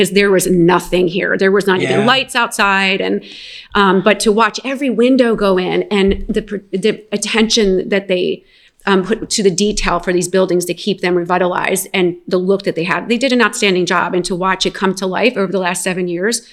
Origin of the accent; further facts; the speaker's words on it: Willingboro, New Jersey, United States; I grew up in Willingboro, New Jersey